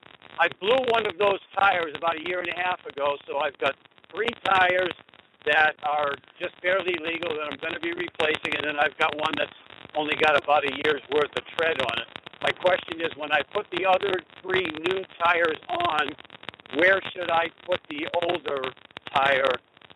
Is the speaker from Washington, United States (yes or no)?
no; Denver, Colorado, United States; Actually, driving through Nebraska, but from Denver.